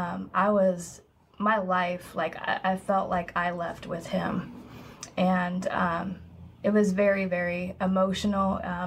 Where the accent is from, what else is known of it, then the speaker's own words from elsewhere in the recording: Portland, Oregon, United States; also born or lived in Florida; I moved around when I was younger, but I'm originally from Portland, Oregon.